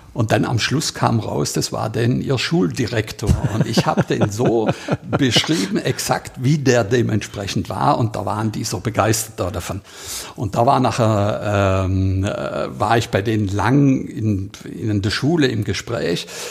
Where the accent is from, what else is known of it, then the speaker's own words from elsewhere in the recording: Heiligenberg, Baden-Württemberg, Germany; 800 Einwohner hatten wir in Heiligenberg, wo ich aufgewachsen bin